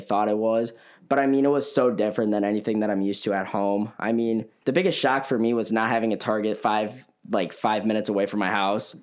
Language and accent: English; Elgin, Illinois, United States; I'm from Elgin, Illinois